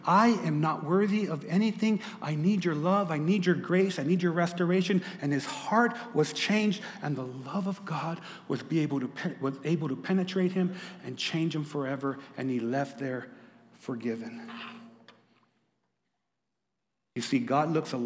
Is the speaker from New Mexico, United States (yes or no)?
yes; Lordsburg, New Mexico, United States; moved away; I'm from Lordsburg, New Mexico. We played against the Animas Panthers.